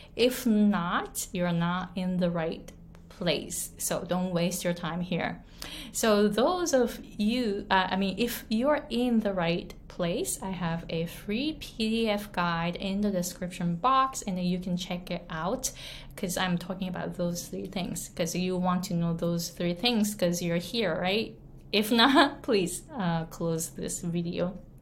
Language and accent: English; Japan; English is a second language; moved away as an adult; now in Hawaii, United States; I was born and raised in Japan. I came to the US when I was 23